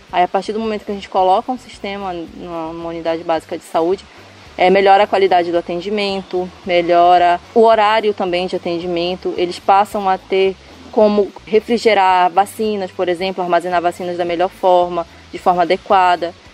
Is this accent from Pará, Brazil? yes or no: yes; Santarém, Pará, Brazil; eu, como moradora de Santarém, enfim, da, sou natural de Santarém, moro na, na, em Santarém há 27 anos, né?